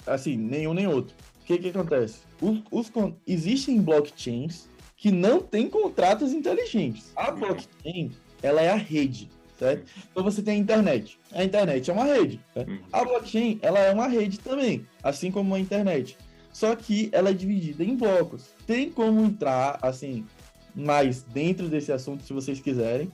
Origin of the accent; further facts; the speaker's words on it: Salvador, Bahia, Brazil; now in São Paulo, Brazil; eu sou de Salvador, Bahia